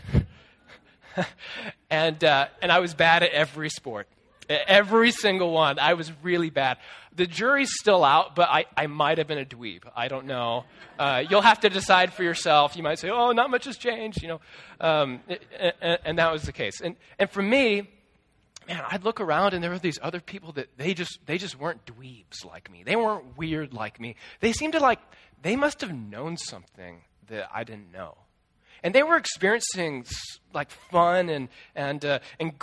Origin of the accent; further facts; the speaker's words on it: Des Moines, Iowa, United States; my school district where I grew up in Des Moines